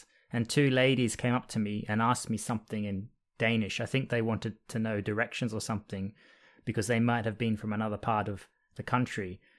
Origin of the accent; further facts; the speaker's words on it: Australia; accent: Australian; My accent has evolved a little bit, so it's a bit less Australian now than it once was.